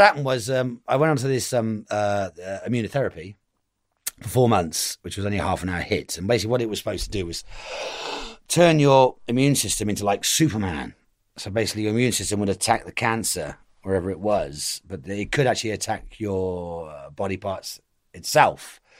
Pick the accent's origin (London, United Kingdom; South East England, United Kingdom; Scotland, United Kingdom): South East England, United Kingdom; Reigate; I'm from Reigate